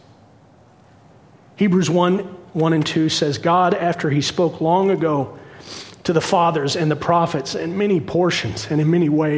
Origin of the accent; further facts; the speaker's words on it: Cincinnati, Ohio, United States; I was born in Cincinnati, but my mom and dad were born and raised in the bramble and the briar of the bluegrass state down in Kentucky